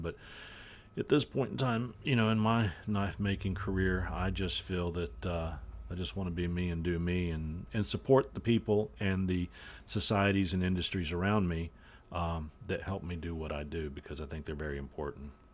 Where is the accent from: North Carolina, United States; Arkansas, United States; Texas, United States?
North Carolina, United States; I'm from North Carolina